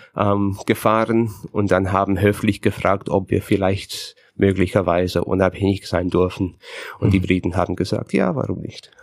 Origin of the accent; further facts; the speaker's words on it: Canada; German is a second language; moved away as an adult; now in Berlin, Germany; ich bin Kanadier, ich bin geborener Kanadier, ich bin dort aufgewachsen, ich bin kultureller Kanadier